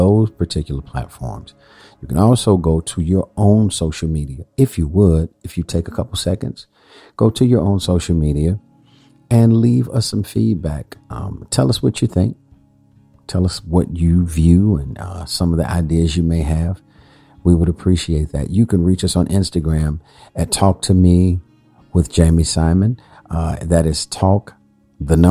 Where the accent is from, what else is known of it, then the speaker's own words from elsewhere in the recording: Chicago, Illinois, United States; I am from Chicago